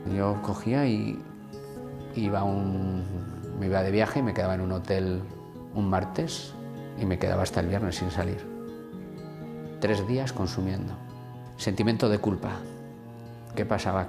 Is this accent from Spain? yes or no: yes; Vitoria, Basque Country, Spain; vengo de Vitoria